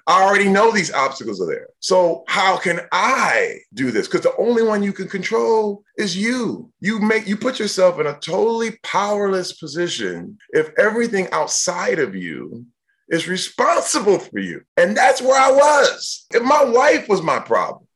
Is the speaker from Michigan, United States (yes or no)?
yes; Flint, Michigan, United States; I was born in Flint, Michigan.